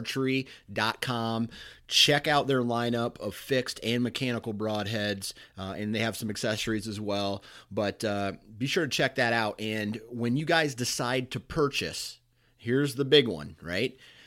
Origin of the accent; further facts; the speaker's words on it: Mount Pleasant, Iowa, United States; Dana Holgerson attended the Iowa Wesleyan University in my hometown of Mount Pleasant, Iowa.